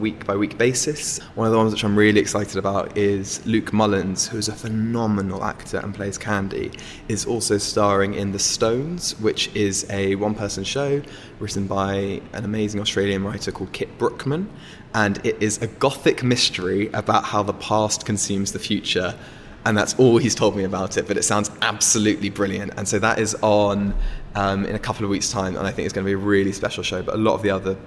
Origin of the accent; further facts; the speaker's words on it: London, United Kingdom; I grew up in London